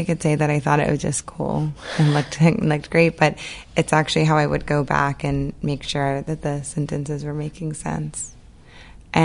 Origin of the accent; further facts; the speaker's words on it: New Orleans, Louisiana, United States; I grew up in New Orleans, and I always say that the city of New Orleans was kind of my third parent